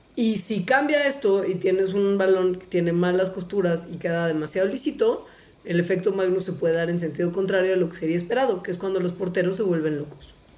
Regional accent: Mexico; also born or lived in Mexico City; uno como mexicano está acostumbrado a vivir en la CDMX

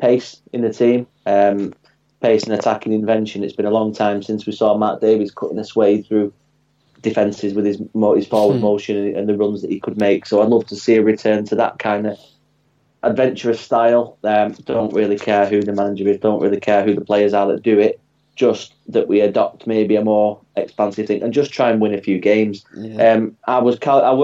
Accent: Bury, North West England, United Kingdom; moved away; I grew up in Bury

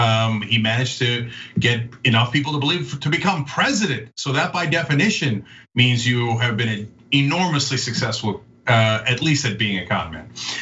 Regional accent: Northeast, United States; I was a liberal Republican growing up in the Northeast in the 1980s and 90s.

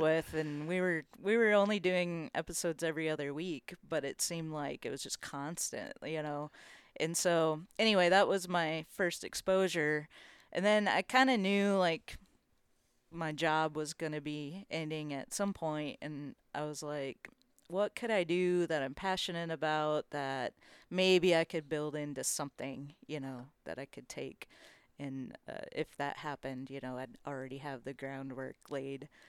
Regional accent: Minnesota, United States; now in Nashville, United States; I grew up here in Minnesota, and I grew up fishing walleye mostly

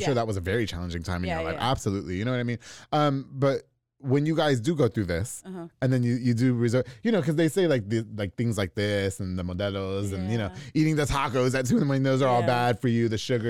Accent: Waco, Texas, United States; we're from South Waco.

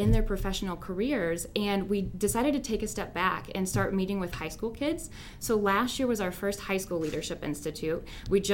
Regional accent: Lexington, Kentucky, United States; moved away as an adult; also born or lived in Chicago, Illinois; now in Fort Wayne, United States; I'm from Lexington, Kentucky originally

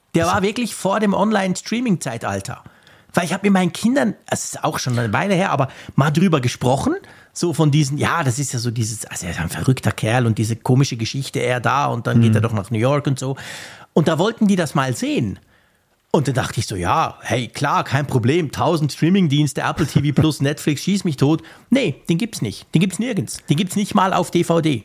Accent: Switzerland; als Schweizer

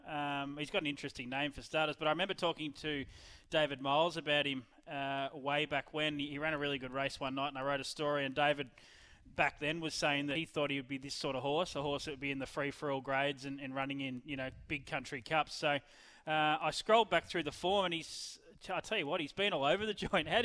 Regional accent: Ballarat, Victoria, Australia; in Ballarat, my hometown?

